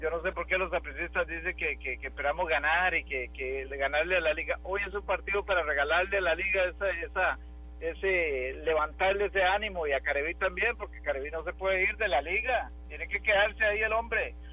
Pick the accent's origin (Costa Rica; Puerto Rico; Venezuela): Costa Rica; Guápiles, Limón; Ay, papá, ¿sabe que Soy de Guapiles, Guapilandia, Limón.